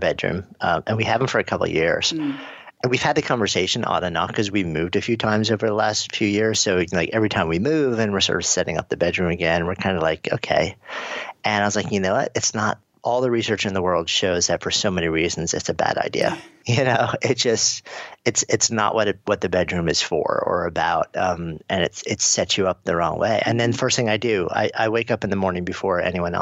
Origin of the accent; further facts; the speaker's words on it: New York, United States; I'm a New Yorker